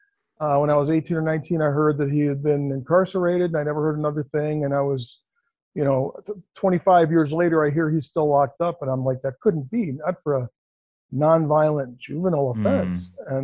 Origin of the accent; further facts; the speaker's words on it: Cleveland, Ohio, United States; I grew up in Cleveland, Ohio, which is pretty rough.